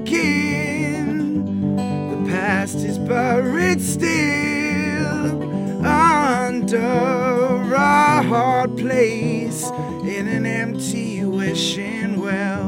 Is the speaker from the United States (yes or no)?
no; England, United Kingdom; moved away; I'm from England.